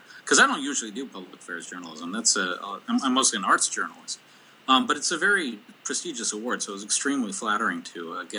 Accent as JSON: {"language": "English", "region": "Minnesota", "country": "United States", "also_born_or_lived": "Omaha", "said": "Yeah, yeah. I mean, in my heart of hearts, I'm a Minnesotan. And every time I've gone away, I felt more Minnesotan."}